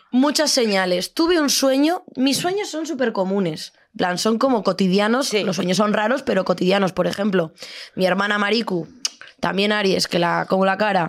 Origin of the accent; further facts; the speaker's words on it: Extremadura, Spain; moved away; Yo llego a mi pueblo de Extremadura, de la Deep Extremadura.